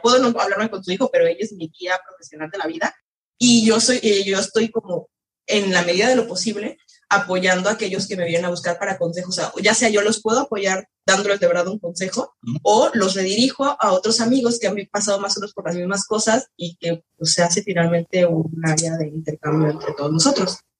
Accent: Mexico; moved away as an adult; now in France; yo de todas formas siendo mexicana

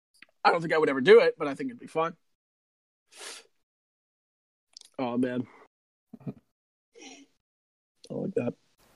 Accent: Canada; Like I'm identified more as Canadian, like third generation Canadian here.

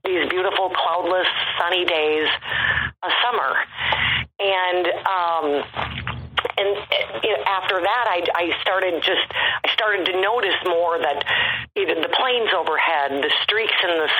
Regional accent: Midwest, United States; I grew up in the Midwest

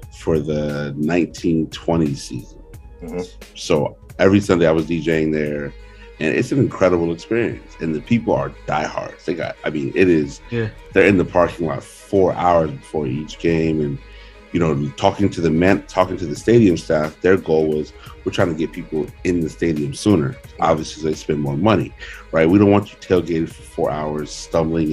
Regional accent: suburbs of Phoenix, Arizona, United States; moved away; I'm from the suburbs. We're 10 minutes from Phoenix proper

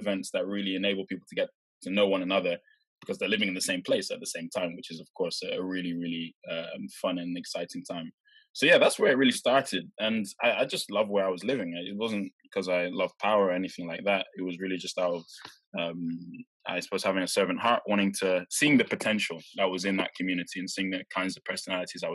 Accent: Norwich, East of England, United Kingdom; moved away as an adult; now in London, United Kingdom; growing up in Norwich

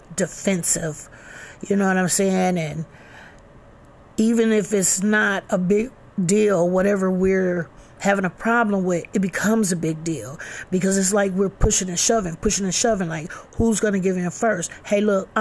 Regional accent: Flint, Michigan, United States; we're all from Flint. We all live in Flint

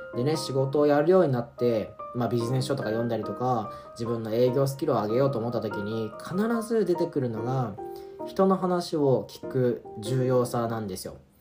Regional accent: Hiroshima, Japan; 僕広島出身なんですけど

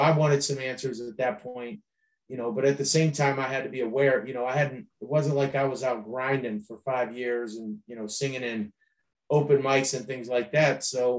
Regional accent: Akron, Ohio, United States; But I was a kid from Akron, Ohio, who got a record deal in a hotel staying for 3 minutes.

